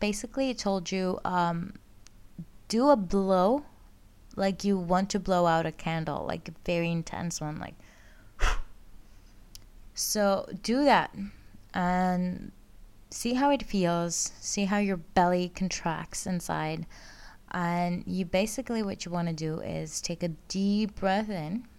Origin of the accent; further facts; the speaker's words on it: Greece; now in Netherlands; I live, uh, and work in the Netherlands, but I am originally from Greece. I grew up, um, I was born and grew up there.